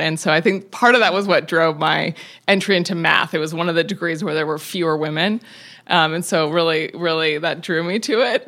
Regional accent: Tacoma, Washington, United States; I grew up in Tacoma, Washington, in the woods

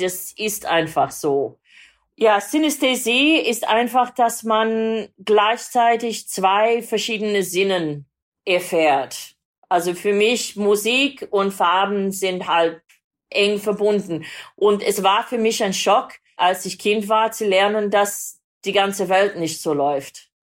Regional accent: Sydney, New South Wales, Australia; born or raised there; German is a second language; moved away

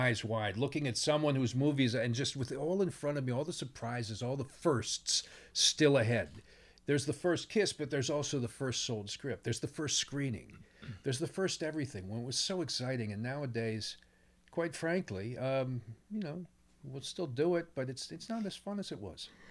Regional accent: New Jersey, United States; also born or lived in Pennsylvania; I grew up in Pennsylvania and New, notably New Jersey

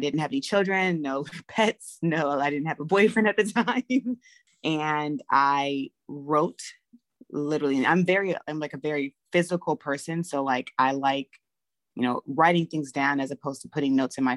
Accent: Los Angeles, California, United States; moved away as an adult; now in Atlanta, United States; I'm originally from Los Angeles, California. I'm an LA baby

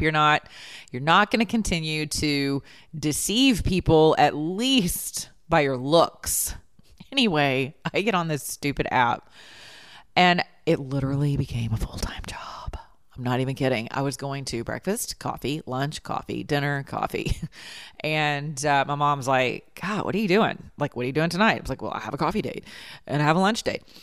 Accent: the South, United States; we're from the South.

